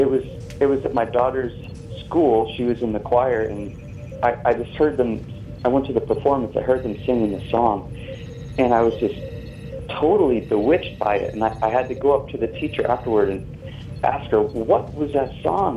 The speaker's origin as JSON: {"language": "English", "region": "New England", "country": "United States", "tie": "born or raised there", "moved": "yes", "lives_now": "Santa Monica, United States", "said": "I grew up in New England, and this there was snow"}